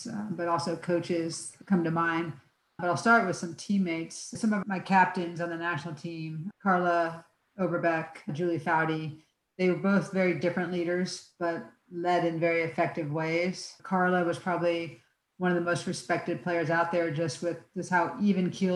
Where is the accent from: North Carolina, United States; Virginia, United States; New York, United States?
Virginia, United States; Northern; moved away as an adult; also born or lived in Florida; I grew up in Northern Virginia